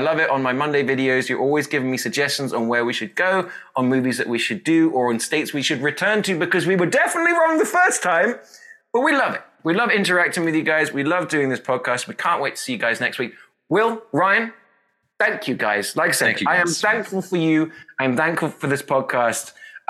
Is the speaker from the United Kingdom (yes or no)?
yes; England, United Kingdom; now in Texas, United States